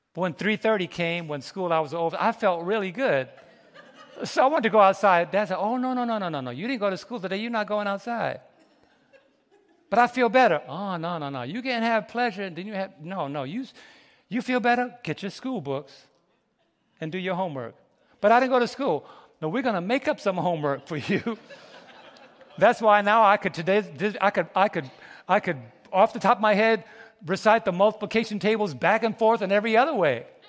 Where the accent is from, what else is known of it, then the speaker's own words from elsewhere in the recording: New York City, New York, United States; I was raised in New York City